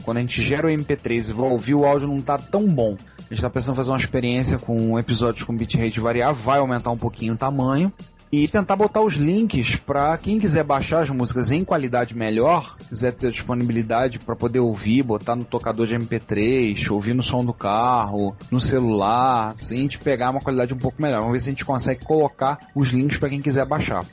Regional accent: Rio de Janeiro, Brazil; accent: carioca; nosso sotaque carioca

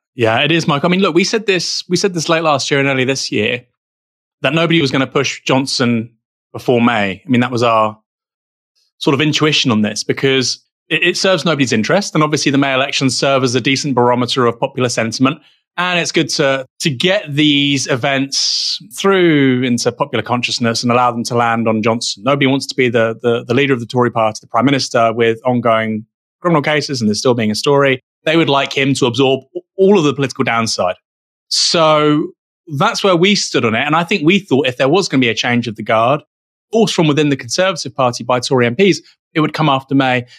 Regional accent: United Kingdom; as a Brit

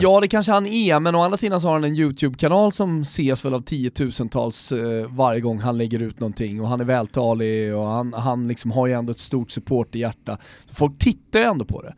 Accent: Sweden; som svensk

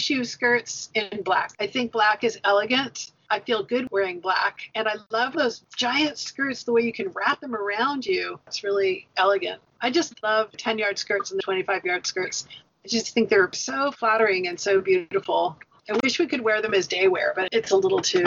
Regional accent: United States; we were American

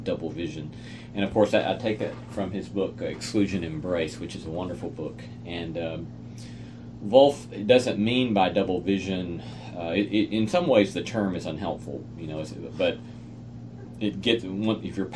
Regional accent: United States; as American Christians

